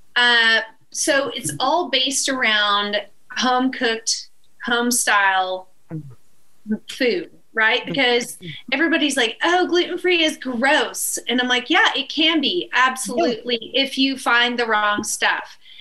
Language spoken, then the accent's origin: English; Northeast Texas, United States; the town where I was born in Northeast Texas